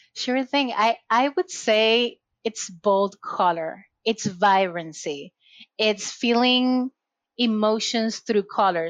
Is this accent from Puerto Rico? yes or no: yes; Puerto Rico; moved away as an adult; now in Massachusetts, United States; I was born and raised in Puerto Rico, so I'm Latina, and recently moved to Massachusetts when I'm located right now